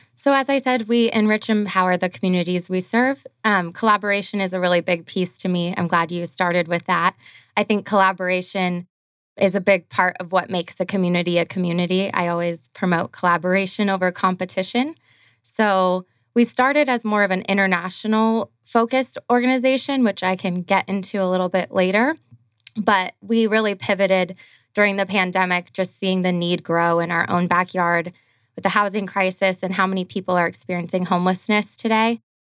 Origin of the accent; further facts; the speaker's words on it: Arizona, United States; We grew up here in Arizona, all of us